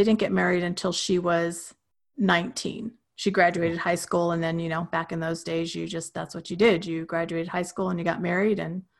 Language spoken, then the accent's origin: English; Rawlins, Wyoming, United States; also born or lived in Roosevelt, Utah; So I was born in Roosevelt, Utah. Basically, my understanding is that my dad was working in the oil fields at that time, and that's kind of where he was working at the time I was born. But I don't ever remember living there. Essentially, I grew up in Rawlins, Wyoming.